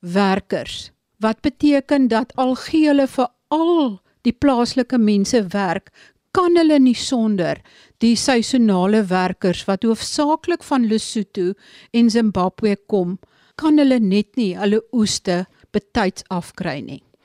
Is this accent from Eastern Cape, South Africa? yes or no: yes; Sundays River Valley, Eastern Cape, South Africa; Dit is die gebied waar ek vandaan kom